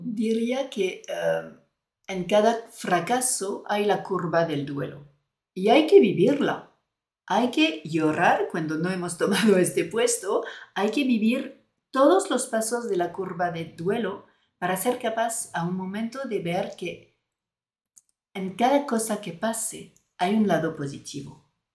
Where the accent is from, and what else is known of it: France; Spanish is a second language; moved away as an adult; now in Spain